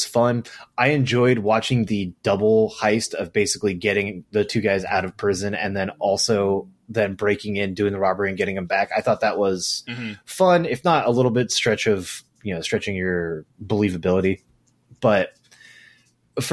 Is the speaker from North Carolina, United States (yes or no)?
no; California, United States; I'm from California.